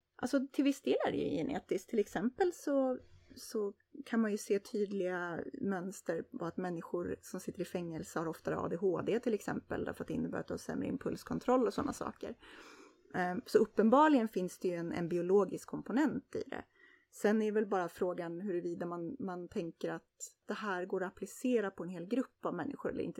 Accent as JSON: {"language": "Swedish", "country": "Sweden"}